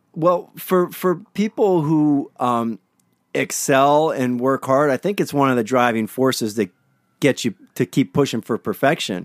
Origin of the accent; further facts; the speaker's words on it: Pittsburgh, Pennsylvania, United States; now in Hermosa Beach, United States; I grew up in Pennsylvania